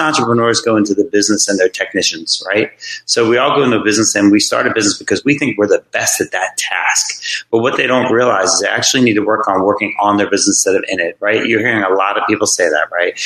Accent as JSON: {"language": "English", "area": "Jersey Shore", "region": "New Jersey", "country": "United States", "tie": "born or raised there", "also_born_or_lived": "Virginia Beach, Virginia", "moved": "as an adult", "said": "I grew up on the Jersey Shore, like I said, as a kid"}